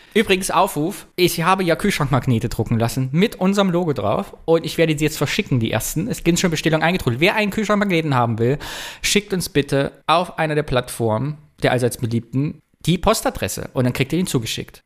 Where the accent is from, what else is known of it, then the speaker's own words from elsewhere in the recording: northern Thuringia, Germany; ich komme ja aus, äh, aus dem Norden Thürings, bei uns ist es ja etwas bergig